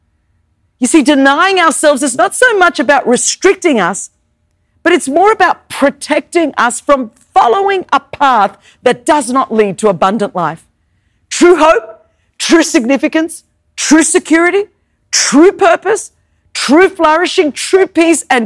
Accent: Sydney, New South Wales, Australia; first language Greek; English is a second language; now in United States; I grew up in Sydney, Australia

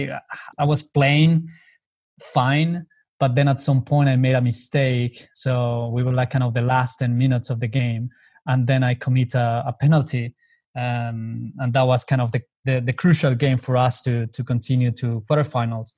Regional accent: Colombia; moved away as an adult; I come from Colombia, so I'm very long way away from home

